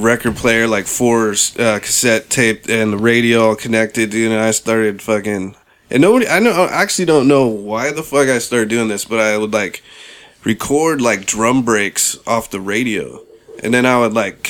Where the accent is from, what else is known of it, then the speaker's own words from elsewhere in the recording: San Francisco, California, United States; also born or lived in Bronx, New York / Portland; We actually moved from New York to San Francisco when I was like 5